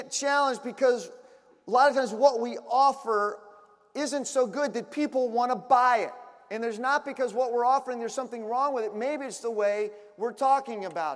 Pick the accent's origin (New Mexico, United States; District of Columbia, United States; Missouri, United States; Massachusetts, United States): District of Columbia, United States; Washington; moved away; I'm originally from Washington, D.C.